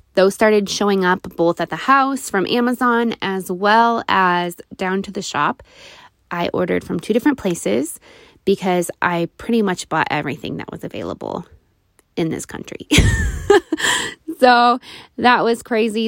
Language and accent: English; Nebraska, United States; my hometown in Nebraska